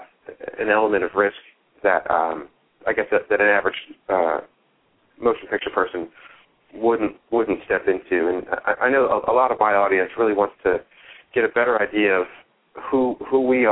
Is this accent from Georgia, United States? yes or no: no; Philadelphia, Pennsylvania, United States; as a Philadelphian